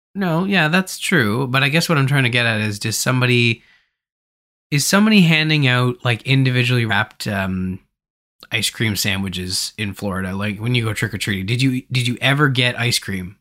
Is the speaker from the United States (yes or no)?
no; Canada; I'm from Canada